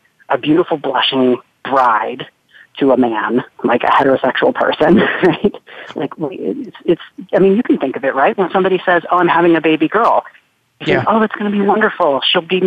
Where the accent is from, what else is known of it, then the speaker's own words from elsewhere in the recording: Charlotte, North Carolina, United States; I'm growing up in the South. I'm at high school in Charlotte, North Carolina.